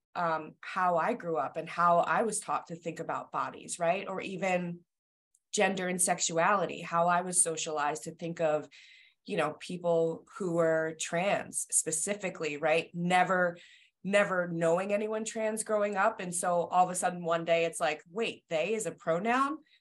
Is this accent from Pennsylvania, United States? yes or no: no; New Jersey, United States; now in Massachusetts, United States; I am from New Jersey originally, so I live in Massachusetts now in in a suburb outside of Boston.